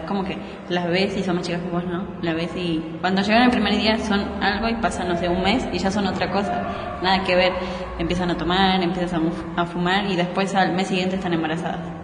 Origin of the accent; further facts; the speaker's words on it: Mendoza, Argentina; Mi mamá es boliviana. Mi papá es argentino y yo nací acá. Mi hermano también. Bueno, en Mendoza nacimos los dos